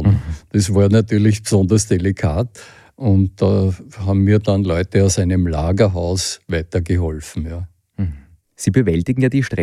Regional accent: Hinterbrühl, Lower Austria, Austria; Ja, also ich bin mit dem Fahrrad von meinem Heimatort Hinterbrühl südlich von Wien nach Rom gefahren

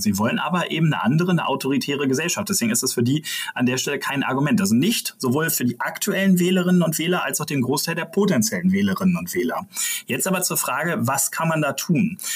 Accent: Brandenburg, Germany; das sage ich als Brandenburger

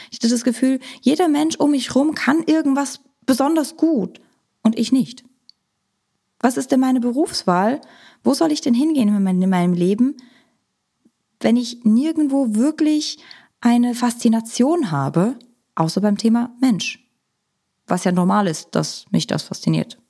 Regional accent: Switzerland; moved away; Ich komme ursprünglich aus der Schweiz, habe in der Schweiz Psychologie studiert

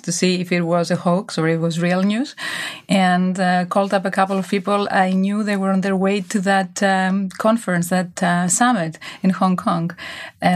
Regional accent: Greece; also born or lived in United States / England; now in Switzerland; I grew up in Greece. I lived many years in the US, in England, then in Switzerland

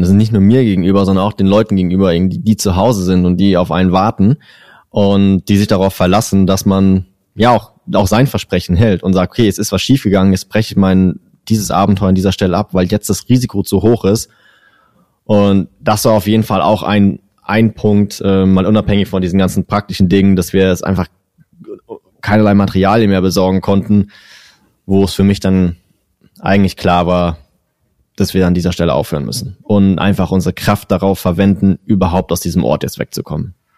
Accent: Germany; ich bin ja, bin ja Deutscher

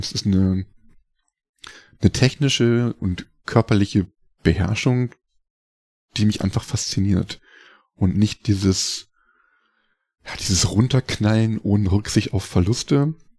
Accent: Hildesheim, Lower Saxony, Germany; moved away as an adult; also born or lived in Rosenheim; ich bin in Hildesheim aufgewachsen äh, also Ecke Hannover Niedersachsen

